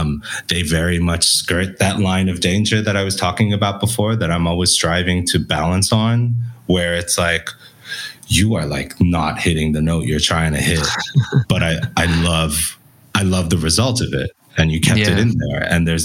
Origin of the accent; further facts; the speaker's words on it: Belgium; accent: international; we grew up in Belgium, hence my weird international accent.